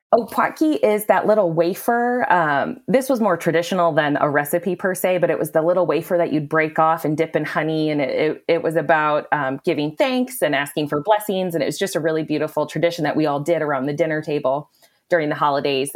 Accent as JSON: {"language": "English", "region": "Wisconsin", "country": "United States", "tie": "born or raised there", "said": "I am from Wisconsin, born and raised, and very, very proud"}